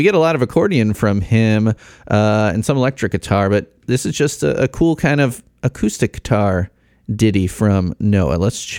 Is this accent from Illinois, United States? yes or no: yes; Illinois, United States; accent: Chicago; now in Indiana, United States; people used to laugh at my Chicago accent, but I think that's kind of worked its way out a little bit as I've spent almost half my life. Right, I've spent almost half my life in Indiana at this point.